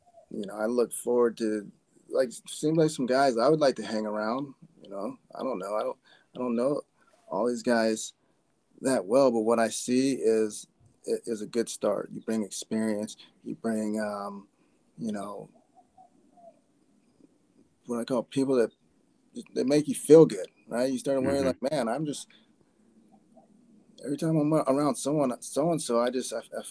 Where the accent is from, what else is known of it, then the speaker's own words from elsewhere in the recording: Fort Collins, Colorado, United States; I'm from Fort Collins, Colorado. I was born in Fort Collins